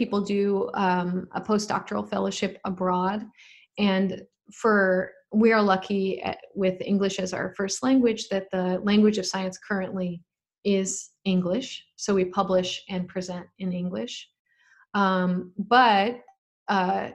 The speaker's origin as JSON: {"language": "English", "region": "Colorado", "country": "United States", "tie": "born or raised there", "said": "I'm from Colorado"}